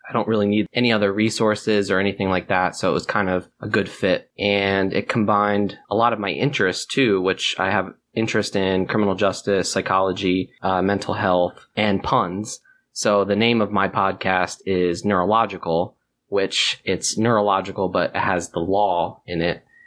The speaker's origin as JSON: {"language": "English", "area": "near Philadelphia", "region": "Pennsylvania", "country": "United States", "tie": "born or raised there", "moved": "yes", "said": "I grew up near Philadelphia as well"}